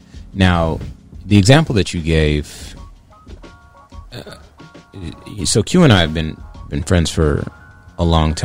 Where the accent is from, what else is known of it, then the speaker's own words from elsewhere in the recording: United States; also born or lived in California / Arizona; I grew up in Southwest California and Arizona.